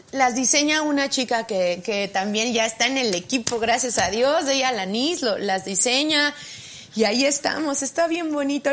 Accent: State of Mexico, Mexico; also born or lived in Oaxaca / London; Yo nací en Oaxaca y me vine muy a, como a los cuatro años me trajeron mis papás al Estado de México

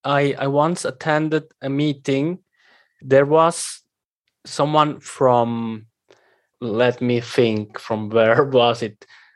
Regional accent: Switzerland; I come from Switzerland, right?

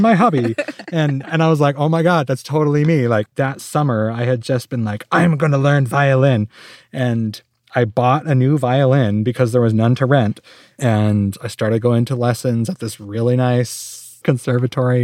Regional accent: Phoenix, Arizona, United States; I actually grew up in Phoenix

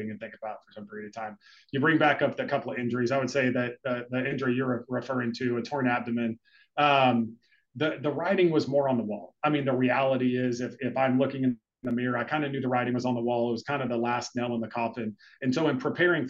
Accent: Texas, United States; also born or lived in Chicago; now in South Florida, United States; I grew up in Texas.

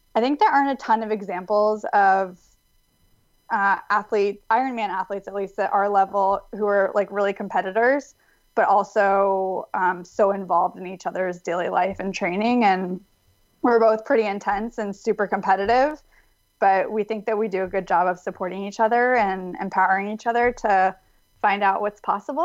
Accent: Davis, California, United States; I'm from Davis, California, um, which is a small university town outside of Sacramento. And it's a really great, safe place to grow up

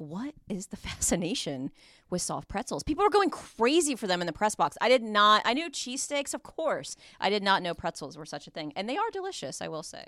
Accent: Midwest, United States; I'm from the Midwest

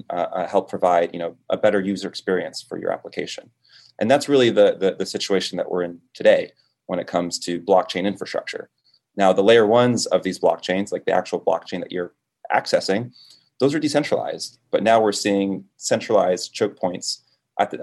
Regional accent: Florida, United States; also born or lived in Dominican Republic; I was born in the Caribbean, in the Dominican Republic, moved to Florida when I was about 2 years old

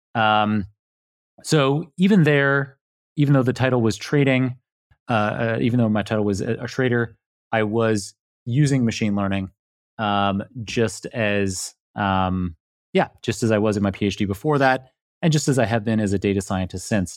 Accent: Toronto, Ontario, Canada; moved away; I am Canadian originally, yeah. I was born in downtown Toronto

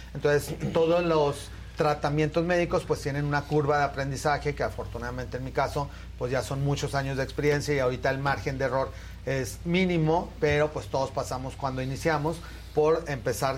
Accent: Torreón, Coahuila, Mexico; moved away; yo soy de Torreón, entonces mi familia vive allá

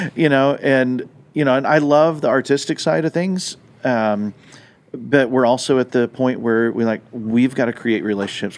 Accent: Southwest, United States; moved away; growing up in the Southwest

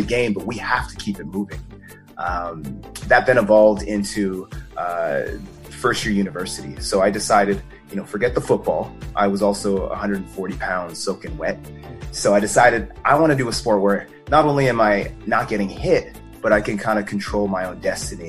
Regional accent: Calgary, Alberta, Canada; I was born and raised in Calgary, Alberta

